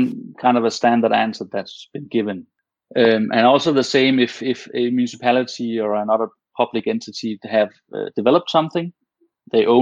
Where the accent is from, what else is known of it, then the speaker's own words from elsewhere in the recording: Denmark; first language Danish; English is a second language; Most Danish people understand and speak English very well. But of course, we're always more comfortable in our native tongue.